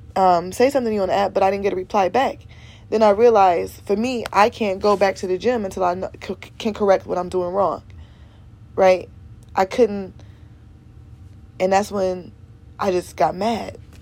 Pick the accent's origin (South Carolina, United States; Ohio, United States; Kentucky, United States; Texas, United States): Ohio, United States; Cleveland; I'm from Cleveland, Ohio